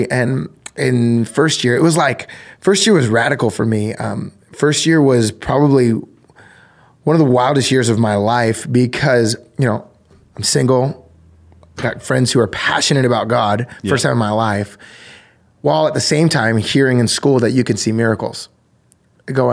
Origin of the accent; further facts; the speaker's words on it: New Jersey, United States; I grew up in New Jersey